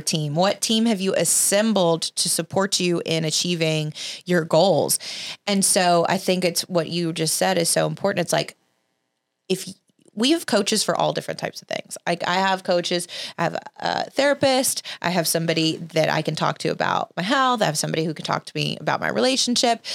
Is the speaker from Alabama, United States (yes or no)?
yes; Alabama, United States; I grew up in Alabama